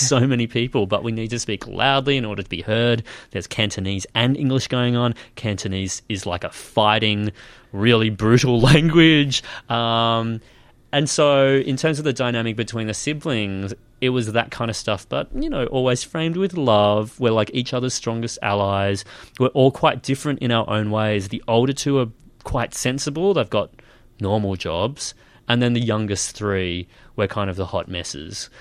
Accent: Nambour, Queensland, Australia; moved away; I was born in Nambour

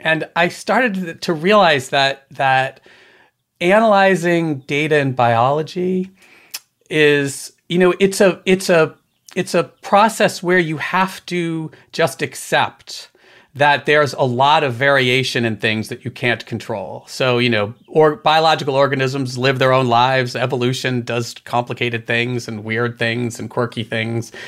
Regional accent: Maryland, United States; also born or lived in Boston, Massachusetts; we moved from Boston when I was a kid down to Maryland

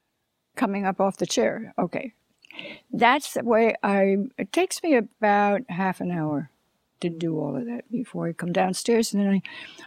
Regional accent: Long Island, New York, United States; now in Los Angeles, United States; I come from Long Island, and that's flat, you know, no mountains there

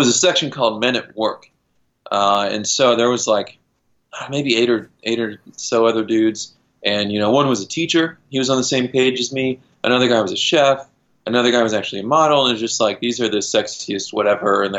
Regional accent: Kansas, United States; moved away; also born or lived in Boulder, Colorado / California; I grew up in Kansas, just outside of Kansas City, and we had a creek in our backyard.

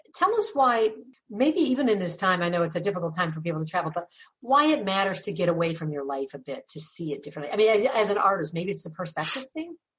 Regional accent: Ravenna, Ohio, United States; the town we grew up in, Ravenna, population 10,000

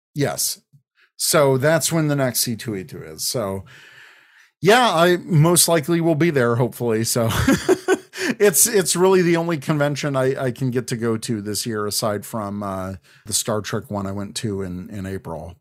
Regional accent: Chicago, Illinois, United States; It's my hometown convention

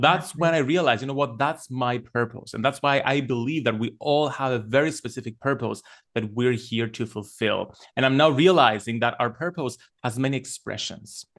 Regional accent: Cyprus; while I was growing up in Cyprus

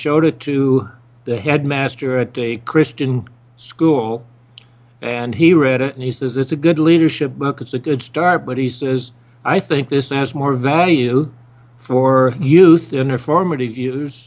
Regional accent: Idaho, United States; moved away as an adult; I was raised in Idaho. I grew up with my mother

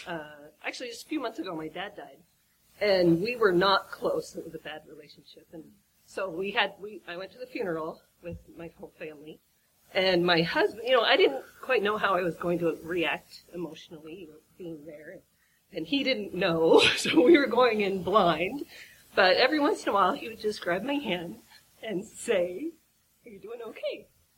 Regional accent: Seattle, Washington, United States; I'm from Seattle.

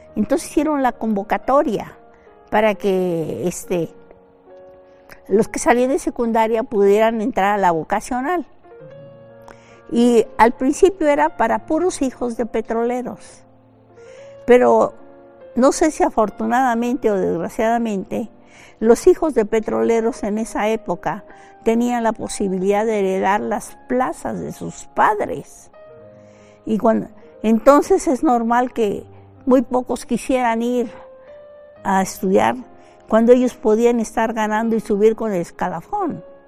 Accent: Ciudad Madero, Tamaulipas, Mexico; moved away as an adult; also born or lived in France; Yo nací en Ciudad Madero, Tamaulipas, la capital petrolera de México

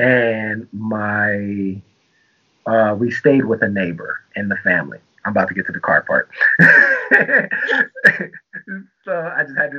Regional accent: Tampa, Florida, United States; also born or lived in Germany; I'm a military brat, so I'm from Germany and Tampa, Florida. Traveled every 3 years, always the new kid.

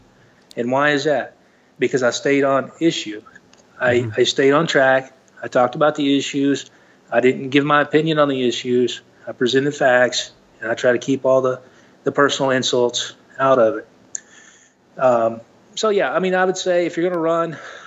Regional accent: Arkansas, United States; moved away as an adult; now in Nevada, United States; When I grew up in Arkansas

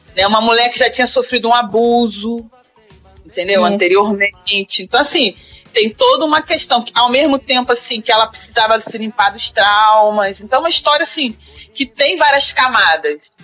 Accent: Duque de Caxias, Rio de Janeiro, Brazil; now in Niterói, Brazil; eu sou nascida e criada em Caxias

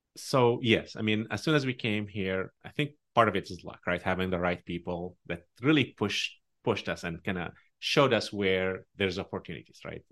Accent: Tunisia; English is a second language; moved away as an adult; also born or lived in Omaha, Nebraska; now in United States; I grew up in a Muslim country

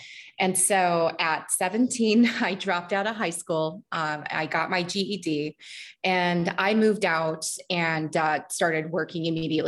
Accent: Midwest, United States; also born or lived in Germany / North Dakota / Mississippi / Missouri; I was born in Germany, but we moved back to the United States when I was 2 years old. And from that point, we went between North Dakota to Mississippi, Missouri, Texas, Northern Illinois, pretty much all in the Midwest and also in the Deep South.

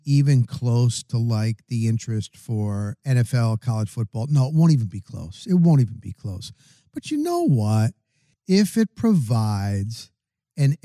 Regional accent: New Jersey, United States; I'm from New Jersey

